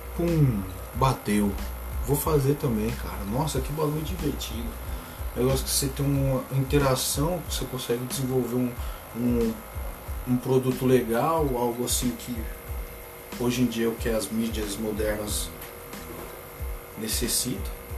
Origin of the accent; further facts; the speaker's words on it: Limeira, São Paulo, Brazil; Sou daqui, eu sou lá de Limeira, trabalho na Semapa, eu falo, sou de Limeira